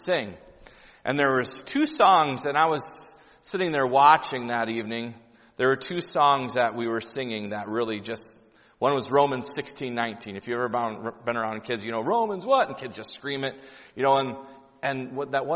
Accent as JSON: {"language": "English", "town": "Grand Rapids", "region": "Michigan", "country": "United States", "said": "I'm from Grand Rapids, Michigan"}